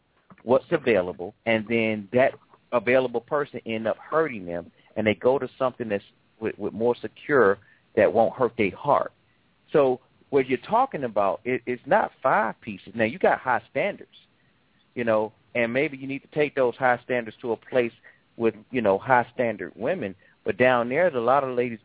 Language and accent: English; Atlanta, Georgia, United States; I'm from Atlanta, too